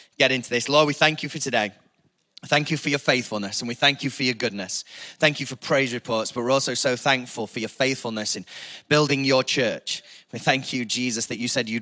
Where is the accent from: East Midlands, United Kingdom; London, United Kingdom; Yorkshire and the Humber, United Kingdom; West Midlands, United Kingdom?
East Midlands, United Kingdom; Chesterfield; I'm from Chesterfield